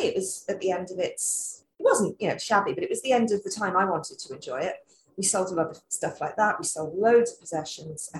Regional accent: London, United Kingdom; moved away as an adult; also born or lived in Wales; now in Queensland, Australia; I'm a Londoner

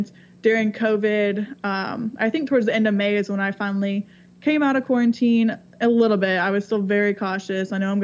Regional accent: Alabama, United States; now in Atlanta, United States; I grew up in Alabama

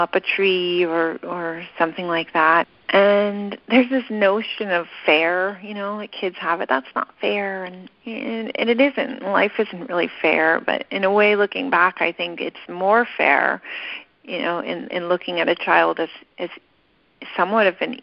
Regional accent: Big Sur, California, United States; growing up in Big Sur and growing up at Esalen

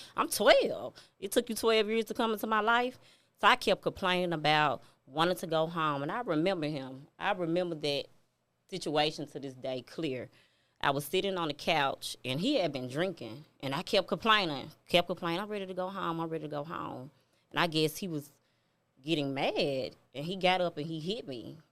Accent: Memphis, Tennessee, United States; I'm from Memphis. I'm from Walker Home

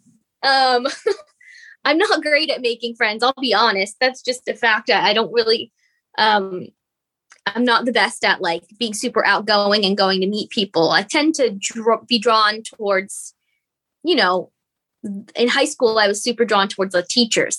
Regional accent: United States; as an American

